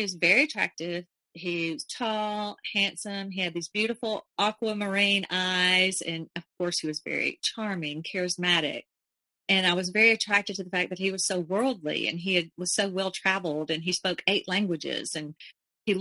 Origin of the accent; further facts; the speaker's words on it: Alabama, United States; I was from Alabama